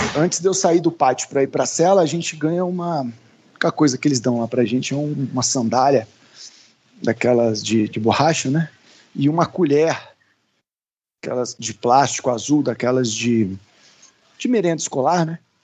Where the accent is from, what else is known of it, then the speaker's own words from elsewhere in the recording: Brasília, Federal District, Brazil; also born or lived in Rio Grande do Sul; Eu brinco que eu sou gaúcho de Brasília, né? Que eu nasci no sul, vim para cá com um ano